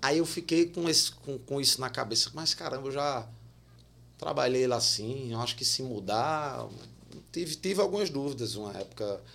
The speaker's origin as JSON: {"language": "Portuguese", "town": "Campina Grande", "region": "Paraíba", "country": "Brazil", "tie": "born or raised there", "said": "Eu sou de Campina Grande"}